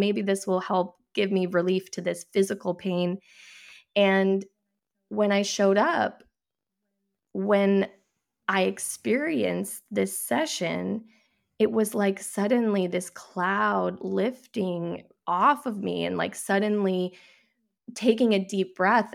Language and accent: English; New Hampshire, United States; I grew up in New